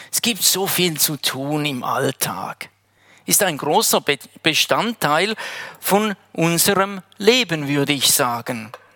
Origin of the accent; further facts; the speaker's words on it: Heiden, Appenzell Ausserrhoden, Switzerland; moved away as an adult; now in Wädenswil, Switzerland; Ich komme ursprünglich aus Heiden